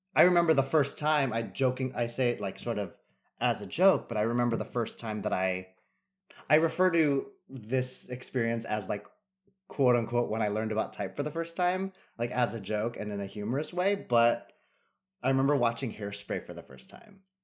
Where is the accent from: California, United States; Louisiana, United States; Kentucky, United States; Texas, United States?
California, United States; San Jose; now in New York, United States; growing up in California